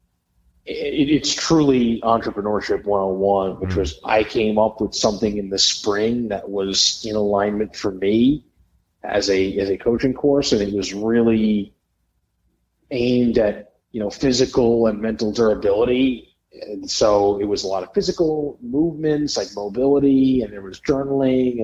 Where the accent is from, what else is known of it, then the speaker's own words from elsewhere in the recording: New Jersey, United States; moved away as an adult; now in South Carolina, United States; I hail from New Jersey, lived there for 25 years. You know, many generations of my family were from there